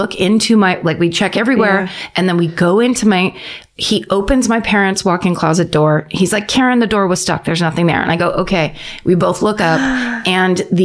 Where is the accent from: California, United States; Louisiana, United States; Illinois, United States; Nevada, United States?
California, United States; Petaluma; moved away; also born or lived in Sacramento; moved back to Petaluma with my parents.